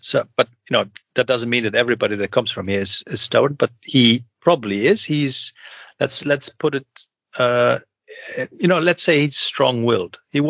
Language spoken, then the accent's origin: English; Overijssel, Netherlands; So he's from Twente, and you know, I'm from Twente, I'm a native, but you know, not an original native, to put it that way.